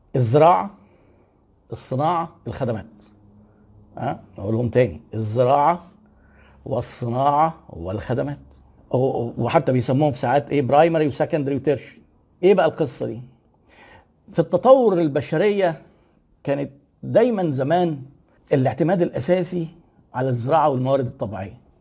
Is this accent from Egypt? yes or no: yes; Egypt; احنا عندنا في مصر